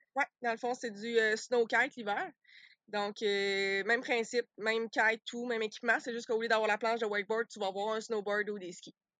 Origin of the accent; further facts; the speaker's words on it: Sherbrooke, Quebec, Canada; moved away as an adult; also born or lived in Saguenay-Lac-Saint-Jean / Australia; originalement, moi, je suis de, Sherbrooke